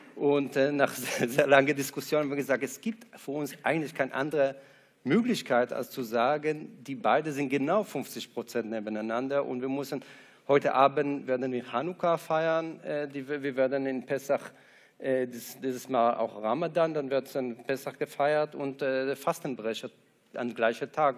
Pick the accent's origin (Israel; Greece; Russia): Israel; also born or lived in Ramat Gan, Israel; now in Frankfurt, Germany; Ich war drei Nächte in Ramatkan im Krankenhaus, aber sonst war ich, äh, in Kibbutz, äh, bin ich in Kibbutz aufgewachsen